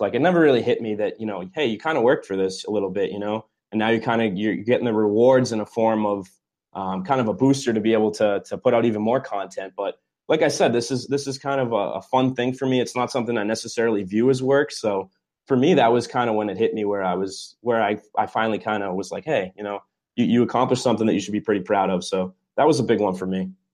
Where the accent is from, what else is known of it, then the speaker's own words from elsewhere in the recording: New England, United States; I'm obviously from New England